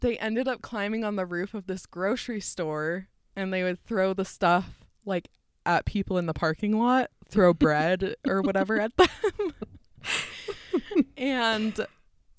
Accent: Utah, United States; growing up in Utah and learning that it's like such a bubble

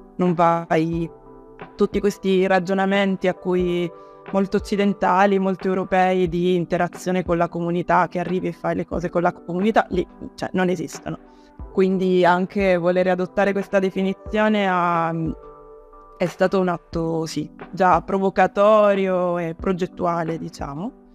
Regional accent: Palermo, Sicily, Italy; moved away as an adult; sono in realtà approdata riapprodata nella mia città natale

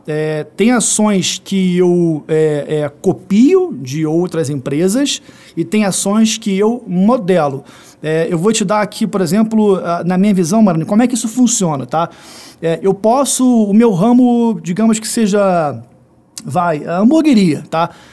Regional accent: Rio de Janeiro, Brazil; eu que sou do Rio de Janeiro

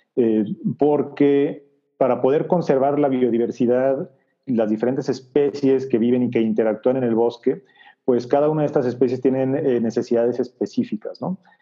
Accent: Guadalajara, Jalisco, Mexico; moved away as an adult; soy de Guadalajara

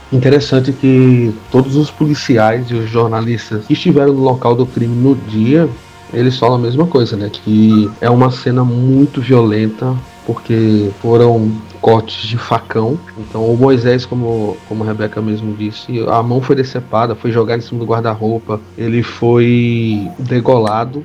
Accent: Paraíba, Brazil; basicamente aqui todos somos paraibanos

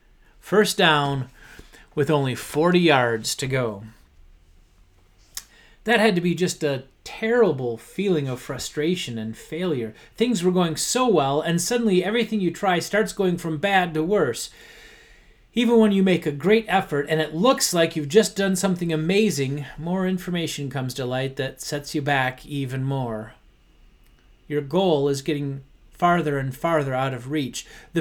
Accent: Detroit, Michigan, United States; Since I grew up in Detroit, I was rooting for them both to lose.

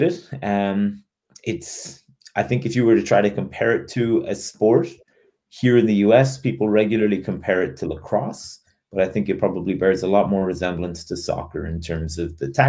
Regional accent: Cork, Munster, Ireland; moved away as an adult; also born or lived in Dublin; now in United States; I'm originally from Cork in Ireland, which is the second biggest city in the Republic of Ireland in the Southwest. I grew up about a half a mile from our field hockey club there

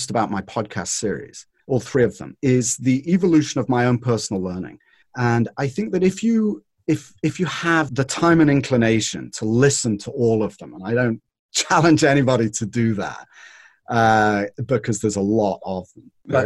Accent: North West England, United Kingdom; now in California, United States; I was brought up in Northern England. And in Northern England, we were on the windward side of the Pennines

